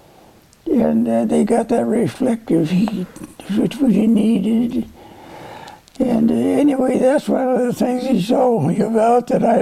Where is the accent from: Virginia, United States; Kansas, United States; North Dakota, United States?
North Dakota, United States; born there; Before I was born in North Dakota. I never lived there much. But I went back to North Dakota when I started farming.